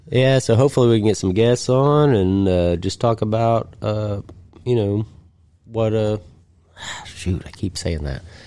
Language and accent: English; United States; accent: hillbilly